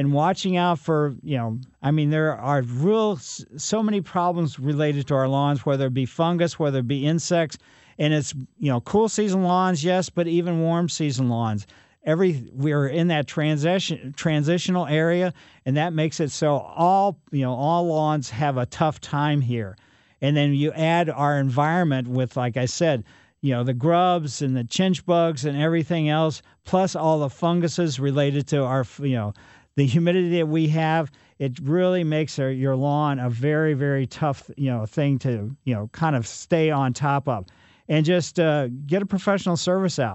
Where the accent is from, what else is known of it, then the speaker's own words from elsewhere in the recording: Ellisville, Missouri, United States; Growing up in Ellisville, we had the Spring Beauties underneath our trees there on Maple Lane as well